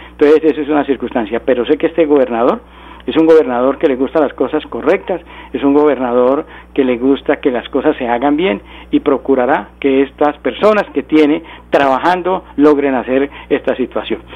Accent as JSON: {"language": "Spanish", "region": "Santander", "country": "Colombia", "said": "aquí en mi tierra, en Santander."}